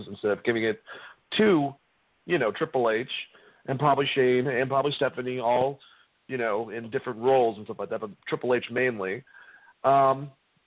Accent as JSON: {"language": "English", "region": "New England", "country": "United States", "moved": "yes", "said": "I'm from New England."}